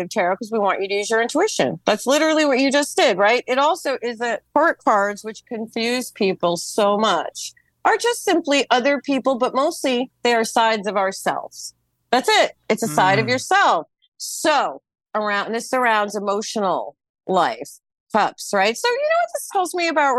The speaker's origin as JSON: {"language": "English", "country": "United States", "said": "I'm American."}